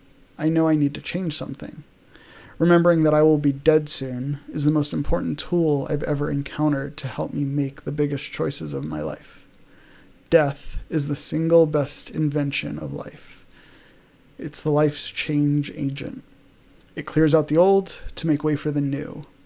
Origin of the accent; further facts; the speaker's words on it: New York City, New York, United States; because like I grew up in New York.